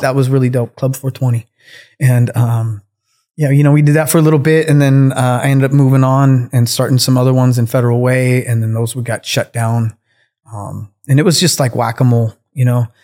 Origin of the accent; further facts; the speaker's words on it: Kitsap Peninsula, Washington, United States; I grew up out on the Kitsap Peninsula out in Washington State